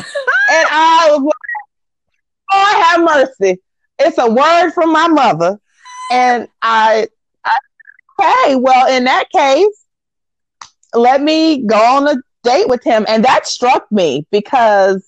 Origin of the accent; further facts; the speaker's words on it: Green Cove Springs, Florida, United States; now in Chicago, United States; grew up right outside of Jacksonville, Florida, maybe 45 minutes south, in a small dairy town called Green Cove Springs, Florida